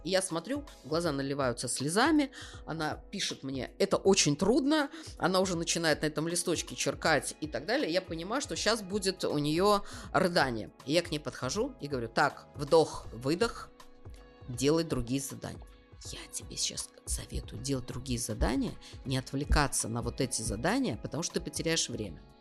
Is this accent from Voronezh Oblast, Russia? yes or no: no; Kaliningrad Oblast, Russia; Я из Калининградской области